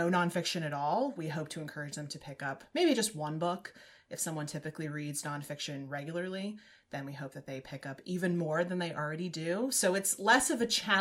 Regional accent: Southwest, United States; I was born in the Southwest

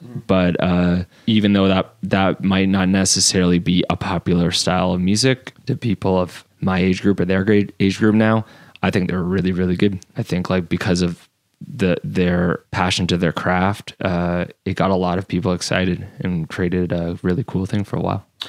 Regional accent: Fonthill, Ontario, Canada; I grew up in Font Hill, which is kind of like a like a suburb

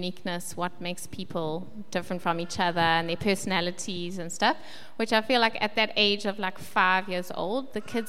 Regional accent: Westville, KwaZulu-Natal, South Africa; also born or lived in Kloof; now in Pinetown, South Africa; at the moment, we live in Pinetown. I grew up in Westville, went to school in Kloof

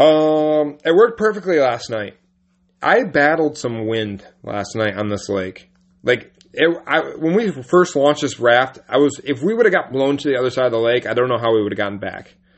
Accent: United States

